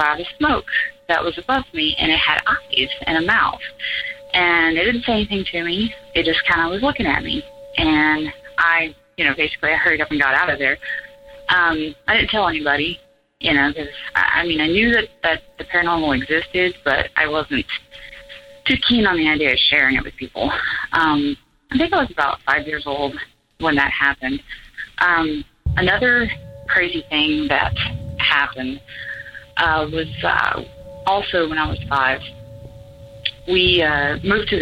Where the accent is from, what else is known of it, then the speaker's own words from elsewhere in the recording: Gainesville, Florida, United States; I'm from Gainesville, Florida